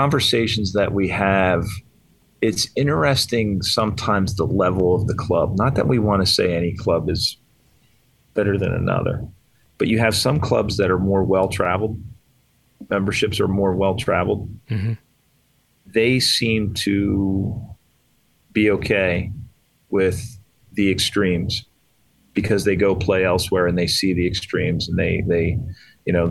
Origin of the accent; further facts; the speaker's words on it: Lititz, Pennsylvania, United States; moved away as an adult; now in Western Pennsylvania, United States; I grew up in Eastern PA. In fact, I grew up 20 minutes from Lancaster Country Club, and now I live in Western PA